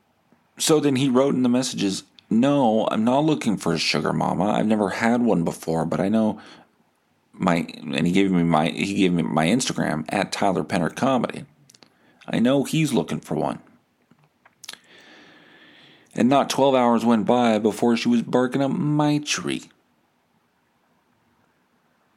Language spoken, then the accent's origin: English; Winnipeg, Manitoba, Canada; I'm 36, from Winnipeg